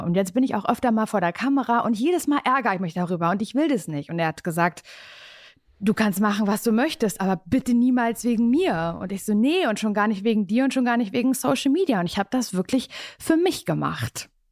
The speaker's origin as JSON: {"language": "German", "town": "Parchim", "region": "Mecklenburg-Vorpommern", "country": "Germany", "moved": "as an adult", "lives_now": "Berlin, Germany", "said": "Ich komme eigentlich aus Parchim, aus der Kleinstadt"}